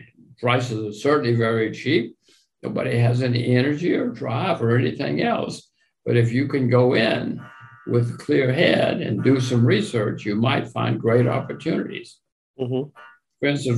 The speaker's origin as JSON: {"language": "English", "country": "United States", "said": "I'm an American."}